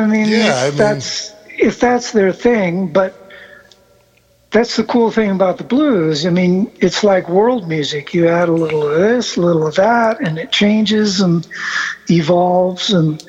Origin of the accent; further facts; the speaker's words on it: Argentina; born there; also born or lived in South America / São Paulo, Brazil; Yeah, and I grew up in South America. I was born in Argentina.